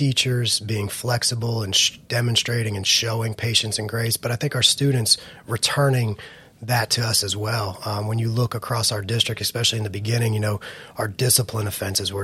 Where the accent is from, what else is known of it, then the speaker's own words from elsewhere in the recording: Flagler County, Florida, United States; this is my hometown. I don't plan on ever moving